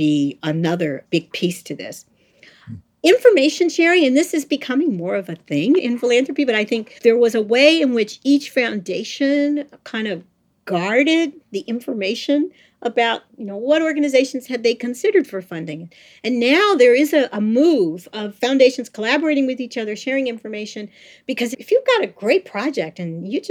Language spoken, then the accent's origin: English; St. Louis, Missouri, United States; I was born in St. Louis, Missouri